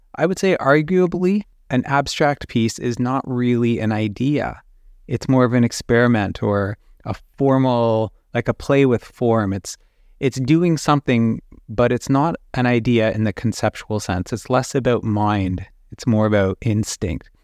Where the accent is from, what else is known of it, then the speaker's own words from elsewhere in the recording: Canada; I'm a Canadian illustrator